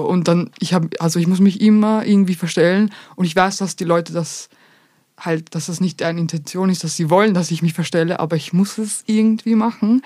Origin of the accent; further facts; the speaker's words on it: Vienna, Austria; first language Bosnian; German is a second language; Ja, aus Österreich